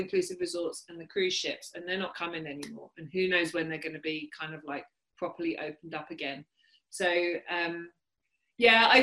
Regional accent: United Kingdom; born or raised there

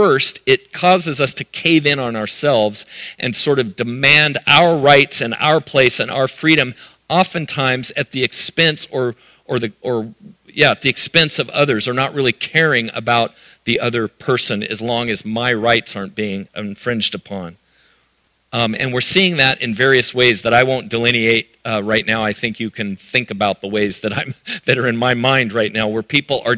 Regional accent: United States; being an American

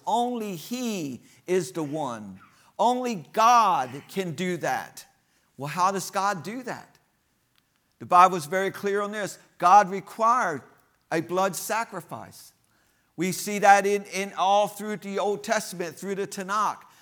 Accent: United States; I'm American, so I just know one language

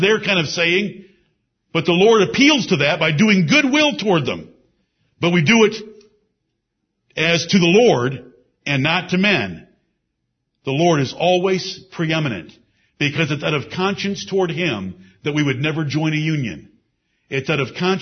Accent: United States; we as Americans

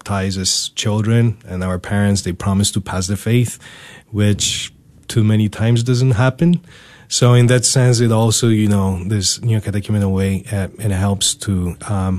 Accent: Poland; now in United States; I was born in Poland in 1986.

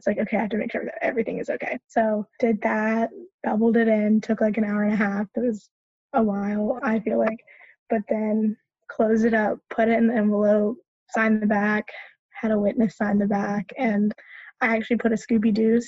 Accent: Charlotte, North Carolina, United States; also born or lived in Orange County, North Carolina; So I'm from in North Carolina, but I'm from Charlotte.

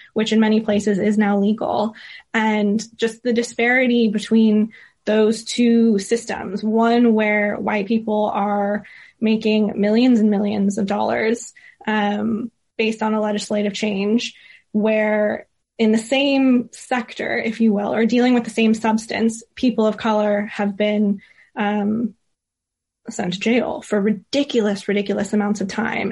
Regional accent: California, United States; now in London, United Kingdom; growing up in California and now living in the U K and particularly in London

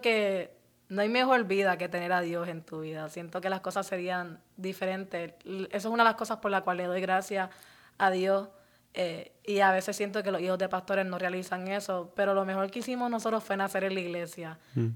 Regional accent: Puerto Rico; moved away as an adult; also born or lived in Orlando, Florida, United States; now in United States; me crié parte en, eh, parte en Orlando y parte en Puerto Rico

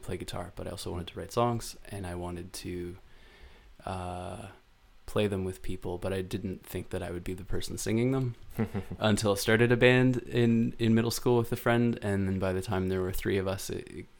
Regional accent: Ottawa, Ontario, Canada; now in Toronto, Canada; In Ottawa. I grew up in Ottawa

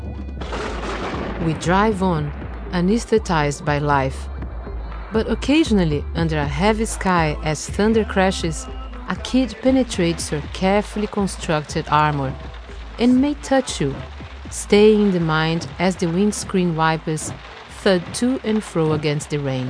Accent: Brazil; moved away; I've come to my home country of Brazil

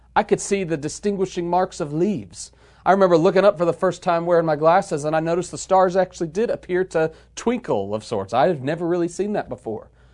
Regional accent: United States; we as American believers in the twenty-first century

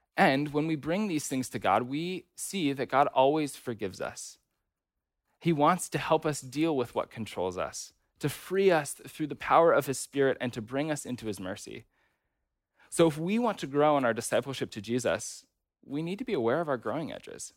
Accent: United States; American Christians

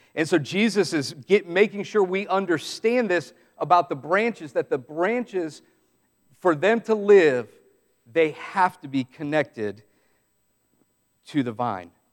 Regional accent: Southeast, United States; some of us growing up in the Southeast

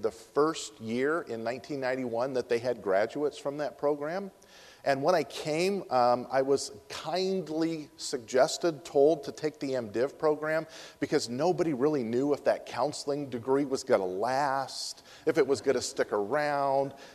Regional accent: Naponee, Nebraska, United States; moved away as an adult; I'm originally from Napanee, Nebraska, population 160.

